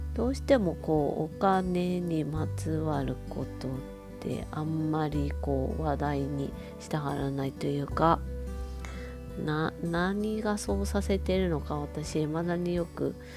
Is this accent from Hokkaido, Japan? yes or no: yes; Hokkaido, Japan; 北海道民としてあの思いが熱い思い入れが熱いコンビニエンスストアなんですけど